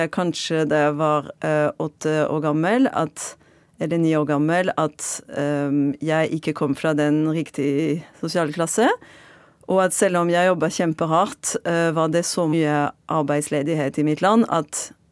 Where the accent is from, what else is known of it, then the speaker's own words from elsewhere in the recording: Marseille, Provence-Alpes-Côte d'Azur, France; Norwegian is a second language; moved away as an adult; now in Norway; Jeg er fransk fra Marseille og har bodd i Norge i nesten ti år